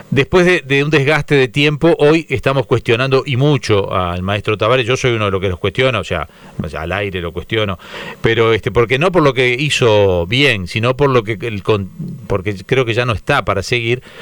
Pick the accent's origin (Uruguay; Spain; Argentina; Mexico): Uruguay; Arbitraje, bueno, yo soy uruguayo y los vivimos criticando porque los vemos en el fútbol local